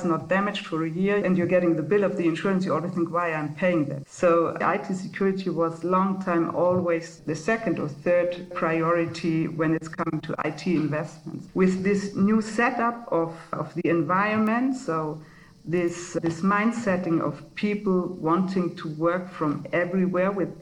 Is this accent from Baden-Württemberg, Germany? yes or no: no; Munich, Bavaria, Germany; moved away as an adult; now in Switzerland; I'm coming from Munich. So I was born and grew up in Bavaria